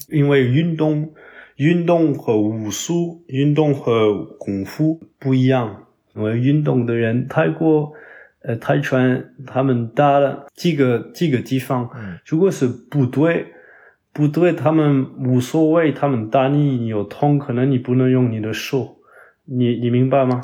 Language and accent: Chinese; Toulouse, Occitania, France; Chinese is a second language; now in Paris, France; 我在我的老家就是toulouse， 法国南部